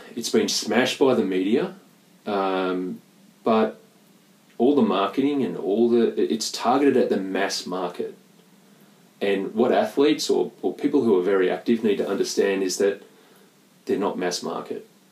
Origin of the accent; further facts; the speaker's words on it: Perth, Western Australia, Australia; moved away; a North Beach boy. I grew up in North Beach